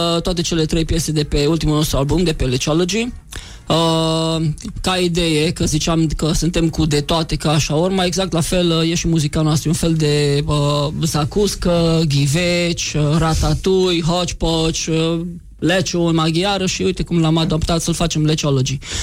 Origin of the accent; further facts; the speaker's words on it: Maramureș County, Romania; suntem maramureșeni. Din Sein, din Baia Mare